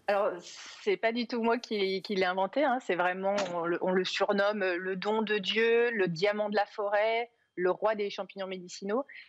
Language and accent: French; Cantal, Auvergne-Rhône-Alpes, France; je suis originaire d'Auvergne, plus particulièrement du Cantal